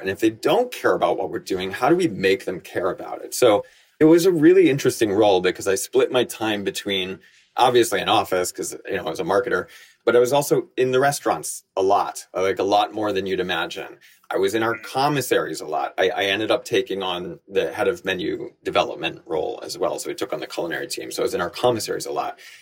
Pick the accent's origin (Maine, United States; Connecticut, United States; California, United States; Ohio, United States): Connecticut, United States; also born or lived in Bangkok, Thailand / New York; I was born in Bangkok. My mom is Thai, my dad was American, and I grew up going to school in Connecticut. So I came here to the States in time for school.